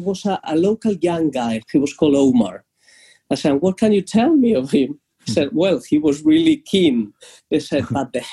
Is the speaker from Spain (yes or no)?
yes; Spain; English is a second language; moved away as an adult; now in London, United Kingdom